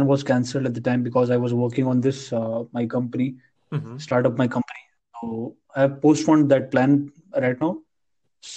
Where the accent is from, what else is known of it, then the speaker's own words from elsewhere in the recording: North India, India; accent: Indian; English is a second language; I'm from North India